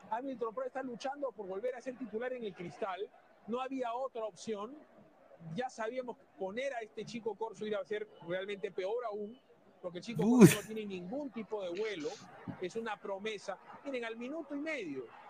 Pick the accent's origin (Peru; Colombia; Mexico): Peru; como yo, como cualquier peruano